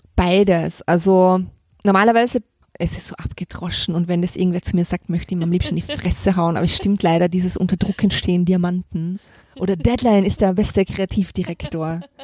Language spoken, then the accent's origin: German; Vorarlberg, Austria; moved away; ich komme aus Vorarlberg, mein Opa war beim Alpenverein, wir sind als Kinder immer viel wandern gegangen